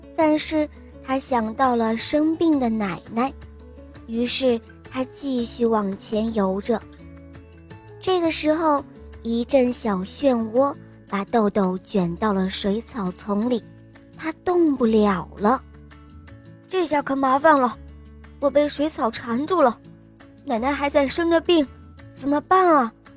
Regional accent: Hebei, China; 今年七岁，我是河北的

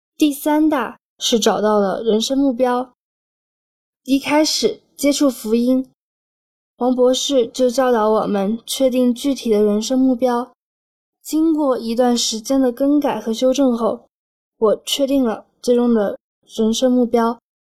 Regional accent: Kunming, Yunnan, China; 我是来自云南昆明的

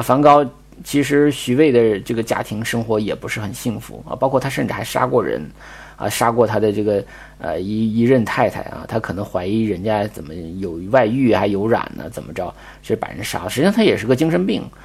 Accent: Northeast China, China; moved away; 就是很小的时候在东北的时候看过一次极光

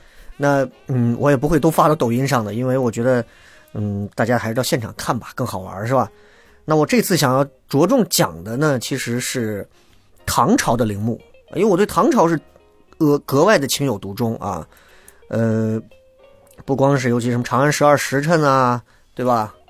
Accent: Xi'an, Shaanxi, China; 尤其作为西安人来讲啊，是我们心中的一个神一般的朝代啊

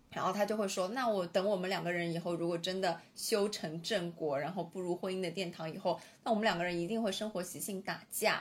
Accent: Shanghai, China; 我作为一个上海人

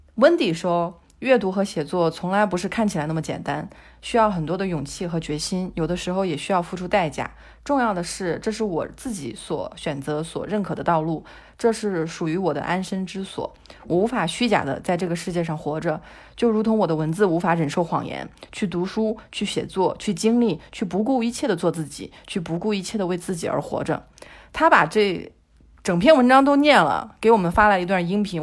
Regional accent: China; also born or lived in Europe; now in Spain; 我一个中国人住在欧洲

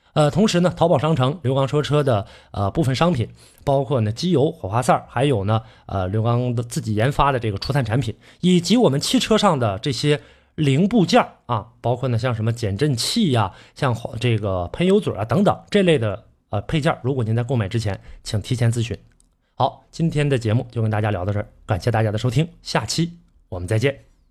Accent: Northeast China, China; accent: Northeastern Mandarin (Dongbei); 这个是我们东北话啊

